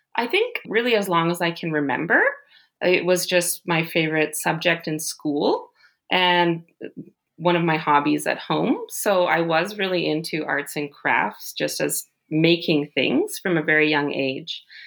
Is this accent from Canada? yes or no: yes; Ottawa, Ontario, Canada; also born or lived in Rhode Island / Tokyo; now in Germany; I'm originally from Ottawa, Canada. That's where I grew up